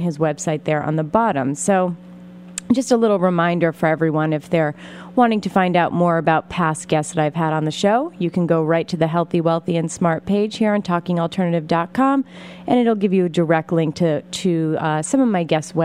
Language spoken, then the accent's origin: English; Pennsylvania, United States; Pennsylvania, my home state